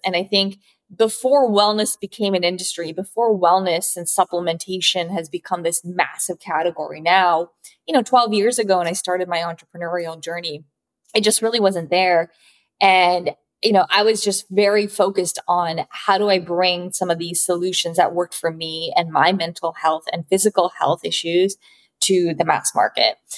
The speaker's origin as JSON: {"language": "English", "town": "Vancouver", "region": "British Columbia", "country": "Canada", "tie": "born or raised there", "also_born_or_lived": "New York", "moved": "as an adult", "said": "my parents were Japanese immigrants and they moved to Vancouver in Canada. So, I was actually born and raised in Canada"}